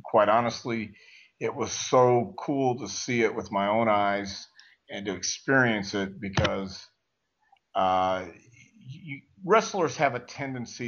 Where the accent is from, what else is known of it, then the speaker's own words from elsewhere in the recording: the South, United States; moved away as an adult; also born or lived in California / Portland, Oregon; growing up in the South and traveling the territories around the Southeast